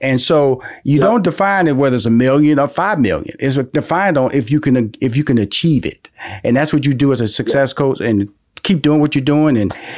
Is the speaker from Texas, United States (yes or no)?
yes; Houston, Texas, United States; You know, I love talking to you because I'm from Houston.